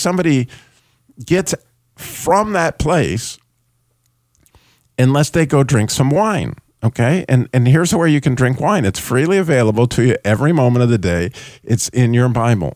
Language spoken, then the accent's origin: English; New Mexico, United States; I grew up in New Mexico